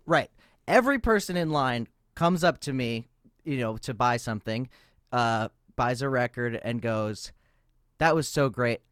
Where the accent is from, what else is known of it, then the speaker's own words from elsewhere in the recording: United States; as an American in Europe